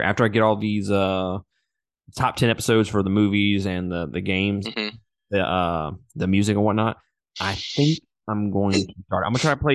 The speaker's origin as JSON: {"language": "English", "region": "Mississippi", "country": "United States", "said": "I'm from Mississippi."}